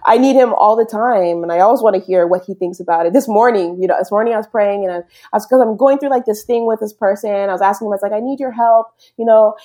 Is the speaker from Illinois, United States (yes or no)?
no; Berkeley, California, United States; first language English; moved away as an adult; now in Canada; in California. Berkeley